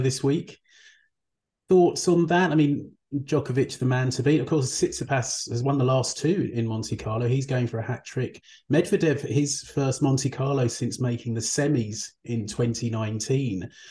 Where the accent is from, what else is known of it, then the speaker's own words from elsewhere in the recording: United Kingdom; I'm British